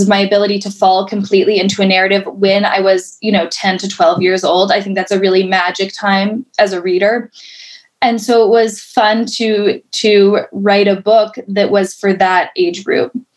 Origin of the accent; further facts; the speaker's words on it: Colorado, United States; moved away as an adult; now in New York City, United States; I was born and raised in Colorado